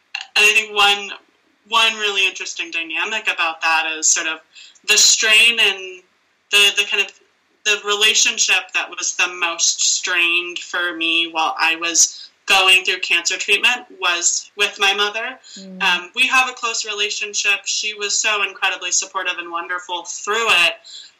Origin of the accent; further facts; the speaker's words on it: United States; me as an American who had access to care